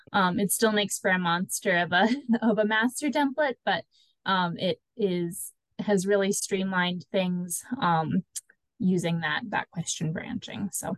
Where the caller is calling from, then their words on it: Minnesota, United States; Hi, everyone. I'm joining from Minnesota.